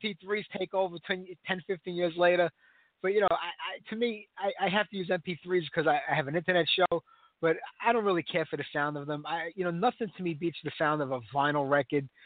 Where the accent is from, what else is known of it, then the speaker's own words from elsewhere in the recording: New York City, New York, United States; also born or lived in Staten Island; These days, Staten Island, but originally from Brooklyn